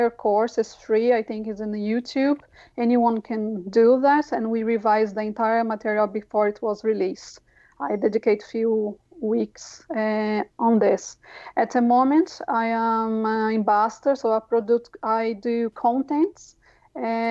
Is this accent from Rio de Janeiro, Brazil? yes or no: no; São Paulo, Brazil; English is a second language; moved away as an adult; now in Ireland; I come from the south of the city of São Paulo, a very not privileged area.